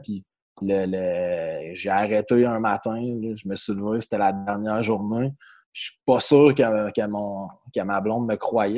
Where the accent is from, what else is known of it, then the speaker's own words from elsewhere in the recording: Magog, Quebec, Canada; also born or lived in Jonquière; je viens de l'Estrie, à Magog plus précisément